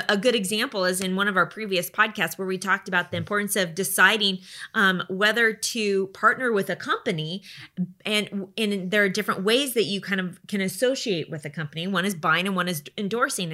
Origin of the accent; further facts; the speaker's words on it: United States; we live in the United States